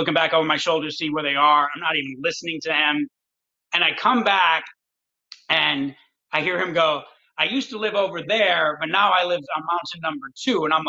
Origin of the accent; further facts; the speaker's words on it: Detroit, Michigan, United States; moved away; I'm from Detroit